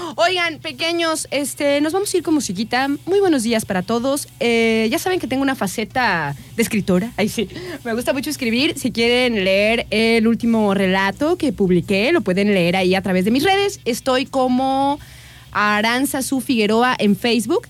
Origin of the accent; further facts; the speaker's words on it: Mexico; para nosotros como mexicanos